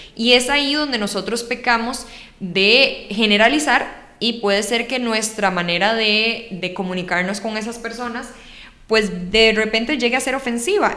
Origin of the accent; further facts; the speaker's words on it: Costa Rica; los ticos tal vez no estamos acostumbrados a hacer